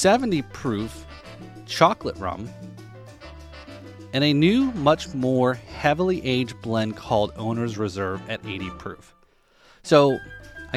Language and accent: English; New Jersey, United States; now in South Florida, United States; I'm originally from New Jersey